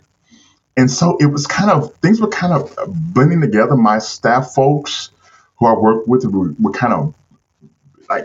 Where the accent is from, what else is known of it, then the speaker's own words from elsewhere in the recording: St. Louis, Missouri, United States; I grew up in St. Louis, Missouri. That's where I'm from.